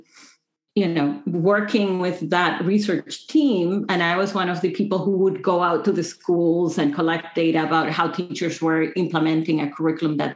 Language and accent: English; Dominican Republic; moved away as an adult; also born or lived in Vancouver, Canada; now in Michigan, United States; I grew up in the Dominican Republic, which is a little country.